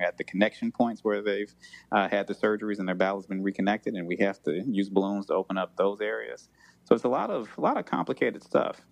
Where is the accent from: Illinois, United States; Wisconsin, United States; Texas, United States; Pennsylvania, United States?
Illinois, United States; Chicago; growing up in Chicago